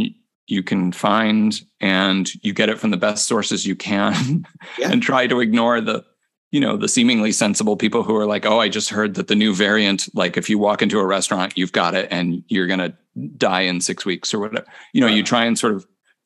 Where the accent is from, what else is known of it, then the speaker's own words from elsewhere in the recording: Crystal Lake, Illinois, United States; moved away as an adult; also born or lived in Cincinnati, Ohio / Corpus Christi, Texas; now in Minneapolis, United States; I grew up in Crystal Lake, Illinois, which is about 50 miles northwest of Chicago